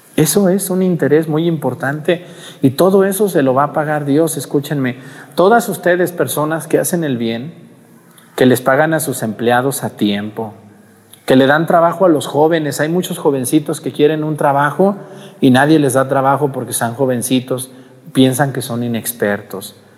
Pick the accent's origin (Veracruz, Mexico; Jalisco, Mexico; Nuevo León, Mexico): Jalisco, Mexico; now in Guerrero, Mexico; en mi pueblo y en, en mi tierra donde yo soy, en Jalisco